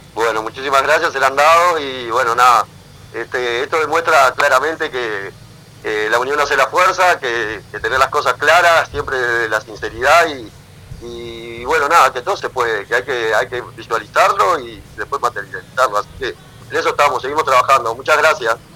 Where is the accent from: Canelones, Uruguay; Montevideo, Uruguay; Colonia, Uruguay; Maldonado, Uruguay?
Canelones, Uruguay; Pando; los efímeros somos de Pando